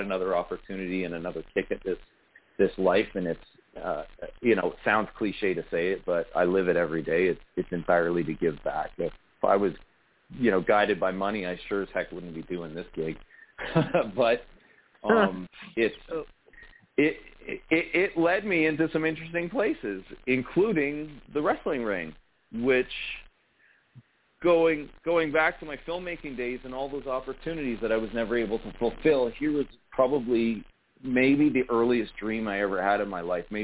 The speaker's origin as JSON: {"language": "English", "town": "Sarnia", "region": "Ontario", "country": "Canada", "tie": "born or raised there", "said": "I'm an elected member of council here in my hometown, Sarnia, Ontario, Canada."}